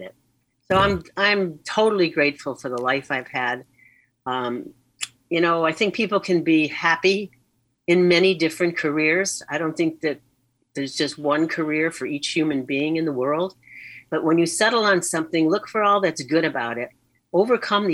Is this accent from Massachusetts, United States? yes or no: yes; Boston, Massachusetts, United States; also born or lived in Chicago; we moved from Chicago to Boston